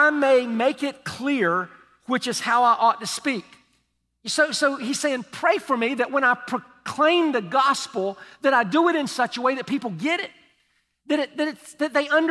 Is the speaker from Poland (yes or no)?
no; United States; I'm from Polk County